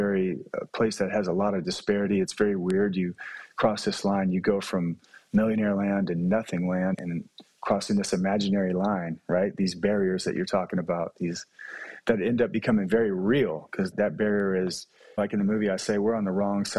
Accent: Dallas, Texas, United States; I happen to have been born in Dallas.

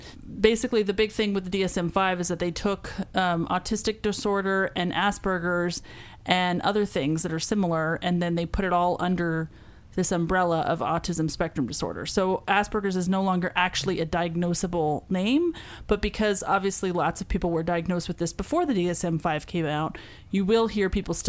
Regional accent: United States; I am American

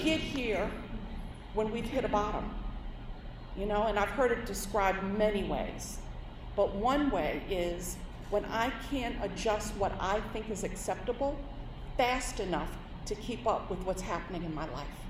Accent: New York City, New York, United States; I'm born and raised in New York City

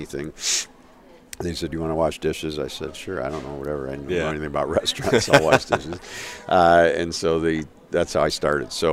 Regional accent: Chicago, Illinois, United States; moved away as an adult; now in Ann Arbor, United States; I'm from Chicago. I came to Ann Arbor to go to school at U of M.

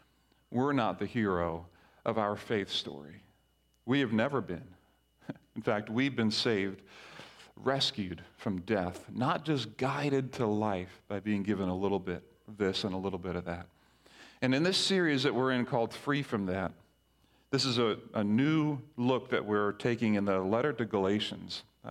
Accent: Grenada; whether you're American or from Yap or where I grew up in Grenada or Barbados

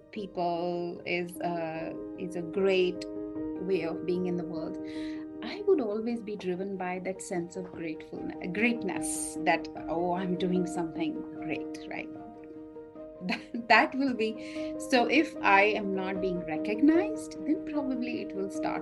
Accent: India; growing up in India

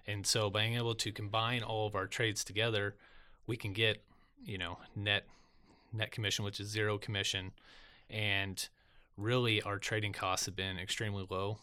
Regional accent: Lincoln, Nebraska, United States; I was born in Lincoln, Nebraska

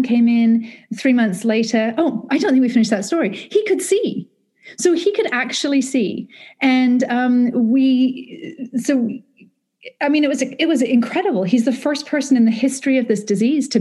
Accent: United Kingdom; I'm British.

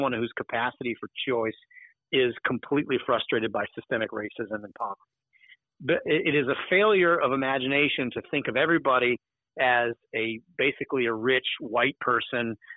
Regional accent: Alabama, United States; I'm from not Macon County, but I'm from Alabama

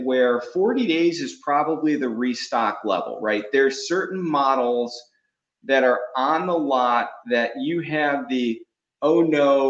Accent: Cleveland, Ohio, United States; I grew up in Cleveland

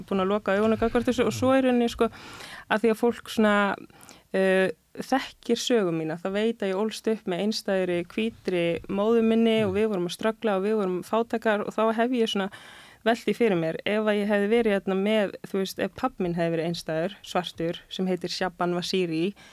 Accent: Reykjavík, Capital Region, Iceland; ég sé úr breyðolti

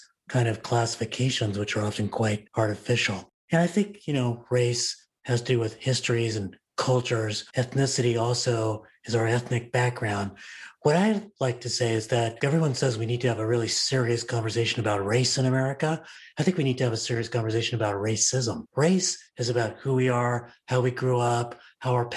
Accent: Los Angeles, California, United States; also born or lived in New York; I wound up growing up in Los Angeles

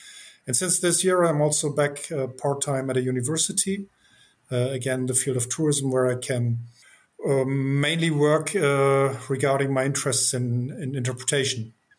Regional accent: Northern Germany, Germany; English is a second language; I come from Northern Germany.

